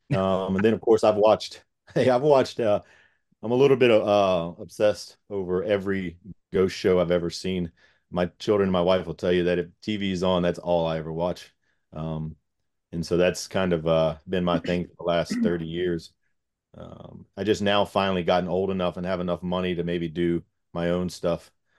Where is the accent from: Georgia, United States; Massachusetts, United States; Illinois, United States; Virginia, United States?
Virginia, United States; Gloucester County; I'm born and raised in Gloucester County. It's like a small little town, just a few minutes away from where we work.